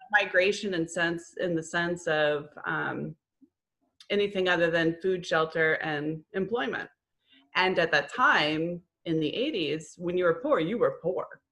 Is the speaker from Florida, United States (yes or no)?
yes; Florida, United States; moved away as an adult; also born or lived in New England; I grew up in Florida, moved to New England, moved back